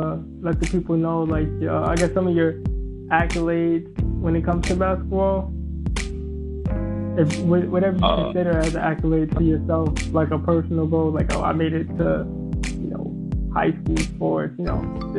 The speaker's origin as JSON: {"language": "English", "town": "Springfield", "country": "United States", "said": "I'm also from Springfield too. It's a gritty city. It's a small city."}